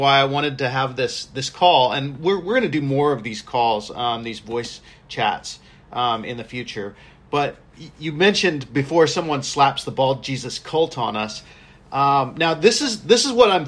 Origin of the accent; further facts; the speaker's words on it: Southern California, United States; also born or lived in Pacific Northwest; now in Hawaii, United States; I grew up in Southern California